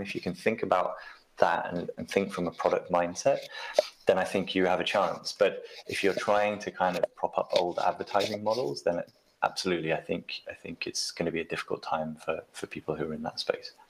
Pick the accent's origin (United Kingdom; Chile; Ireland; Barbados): United Kingdom; I'm I'm British, so I grew up with the BBC